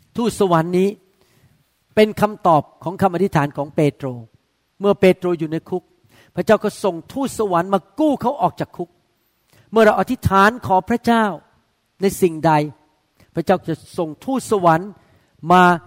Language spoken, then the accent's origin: Thai; Thailand; เราเป็นคนไทยใช่ไหมครับเราไม่ได้โตมาในโบสถ์